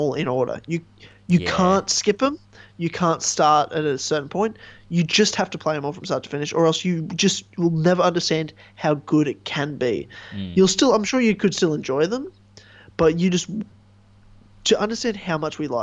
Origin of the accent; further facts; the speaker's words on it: Australia; as an Australian